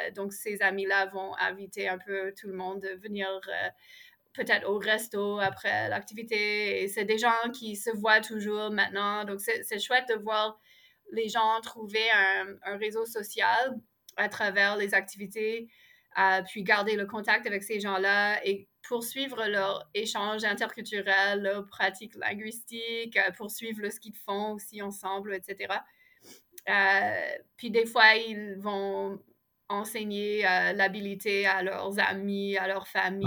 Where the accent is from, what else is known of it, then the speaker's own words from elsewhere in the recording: Ottawa, Ontario, Canada; now in Montreal, Canada; je suis née à Ottawa, j'ai grandi là